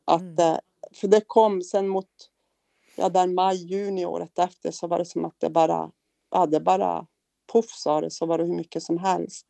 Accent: Kiruna, Norrbotten County, Sweden; also born or lived in Piteå; now in Luleå, Sweden; Född och uppvuxen i Kiruna, av mm. alla ställen

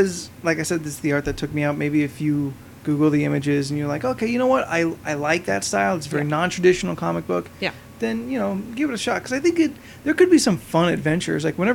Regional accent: United States; I'm an American.

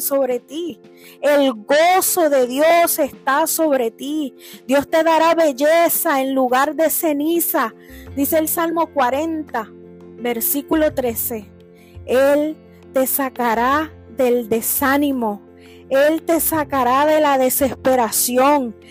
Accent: Puerto Rico; moved away; allá en mi isla de Puerto Rico

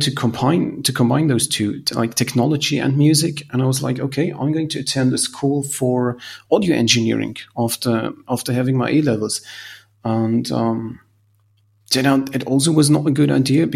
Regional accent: Salzburg, Austria; I come from Salzburg

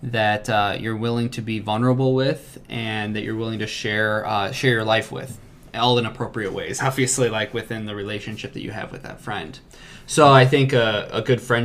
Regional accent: Chesterton, Indiana, United States; we're both from Chesterton

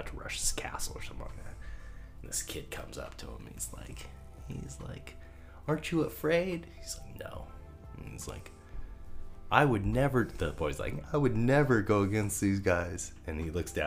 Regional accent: Marysville, United States; I grew up in Marysville.

